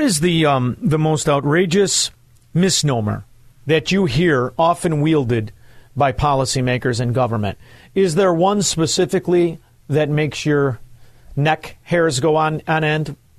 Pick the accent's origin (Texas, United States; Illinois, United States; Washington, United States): Illinois, United States; Chicago; I'm from Chicago